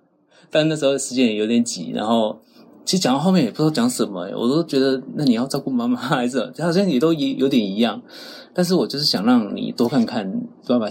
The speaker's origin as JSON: {"language": "Chinese", "town": "Pitou", "region": "Changhua County", "country": "Taiwan", "tie": "born or raised there", "said": "我在彰化。"}